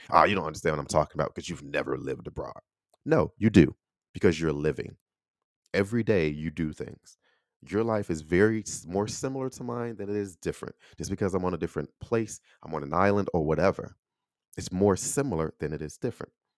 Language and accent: English; Chicago, Illinois, United States; accent: Chicago; moved away as an adult; also born or lived in Texas; I'm from Illinois. grew up in Chicago, Chicago through and through, right? I still have a Chicago accent